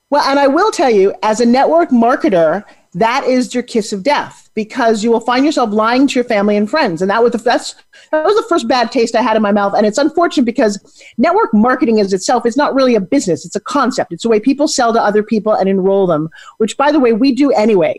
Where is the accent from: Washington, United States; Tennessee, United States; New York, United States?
New York, United States; New York City; now in Florida, United States; I grew up in New York City